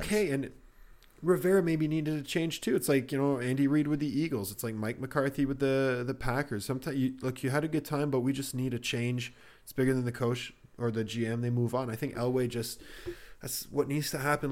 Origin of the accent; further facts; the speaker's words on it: Canada; I'm a Canadian